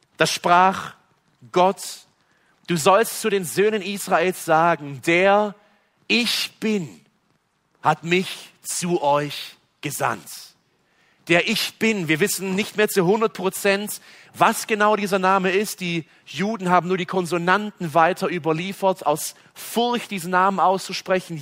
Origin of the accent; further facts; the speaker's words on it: West Germany, Germany; bei uns in Westdeutschland